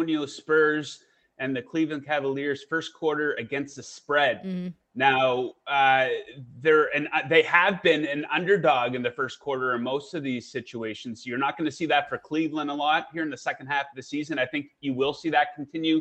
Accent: Canada; I'm from Canada, so I cheer for the Raptors

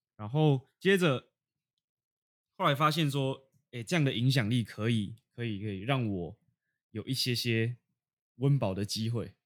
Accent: Taipei, Taiwan; moved away as an adult; 当我在台北生活了十八年，十八年，然后突然搬离到，搬到海边生活

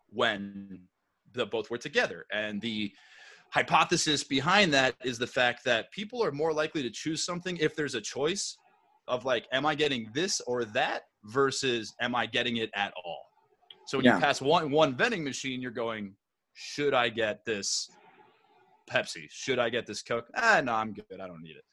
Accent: Plymouth, Minnesota, United States; I grew up in Minnesota, a town called Plymouth. It's about 15 minutes west of Minneapolis.

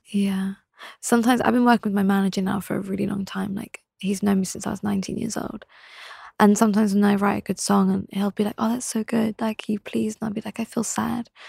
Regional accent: England, United Kingdom; also born or lived in London; in my home town, it was very one way

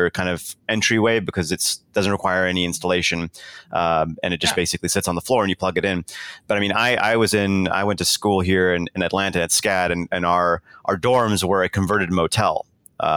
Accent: South Africa; moved away; I was born in South Africa.

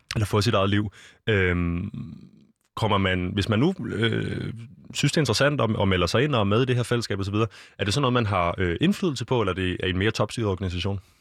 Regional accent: Copenhagen, Capital Region of Denmark, Denmark; jeg er født og opvokset her i København

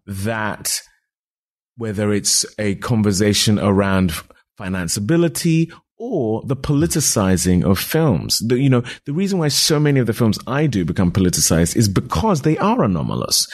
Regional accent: United Kingdom; I'm a British actor of Nigerian descent

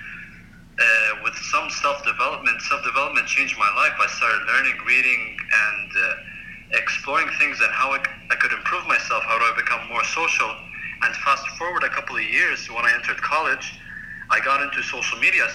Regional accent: United Arab Emirates; I am from the United Arab Emirates

